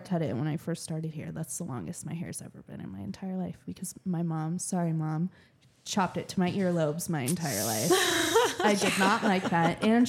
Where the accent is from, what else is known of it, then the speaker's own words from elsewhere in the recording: Puyallup, Washington, United States; moved away; I grew up in Puyallup, right? So I was kind of more humid. And then I moved over here and it's more dry.